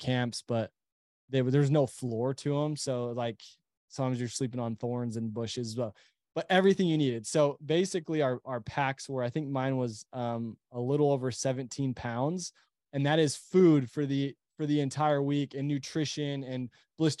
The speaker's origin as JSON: {"language": "English", "region": "Utah", "country": "United States", "also_born_or_lived": "Temple, Texas", "said": "we live in Utah. We're from Utah, but, we were in Texas at the time."}